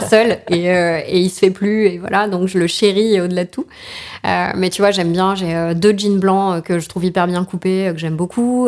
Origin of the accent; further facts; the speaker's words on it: Paris region, Île-de-France, France; also born or lived in Albi; now in Paris, France; je suis parisienne de cœur en réalité et pas de naissance. Euh, ma famille est parisienne, mais mon père a trouvé son premier job à côté de Toulouse. Donc je suis albigeoise